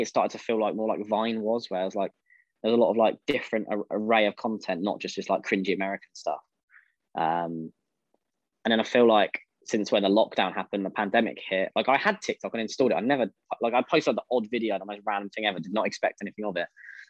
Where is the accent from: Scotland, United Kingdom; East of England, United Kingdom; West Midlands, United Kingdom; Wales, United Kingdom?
East of England, United Kingdom; I'm 23 years old, and I'm from Essex.